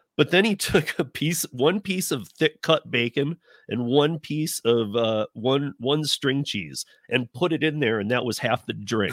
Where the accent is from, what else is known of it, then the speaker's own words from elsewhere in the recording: Michigan, United States; from Michigan